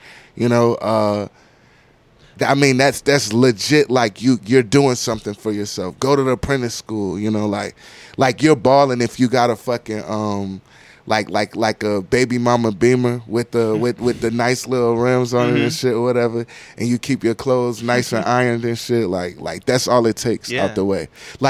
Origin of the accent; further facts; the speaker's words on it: Landstuhl, Rhineland-Palatinate, Germany; born there; I was born in Landstuhl, Germany, on a American Army base.